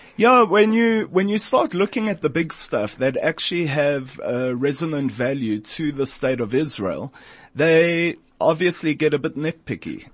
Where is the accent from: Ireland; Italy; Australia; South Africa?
South Africa; as a South African, as a Jew, and as an African